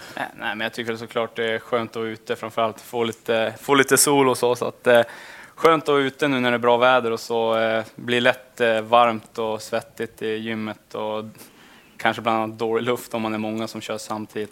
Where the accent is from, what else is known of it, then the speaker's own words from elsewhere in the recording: Lycksele, Västerbotten County, Sweden; moved away as an adult; now in Skellefteå, Sweden; hemma i Lycksele